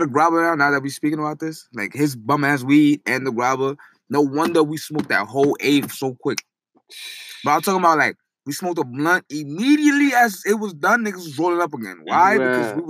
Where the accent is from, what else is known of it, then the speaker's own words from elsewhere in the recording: New York City, New York, United States; I grew up in the Heights. Like, I was Harlem and Heights.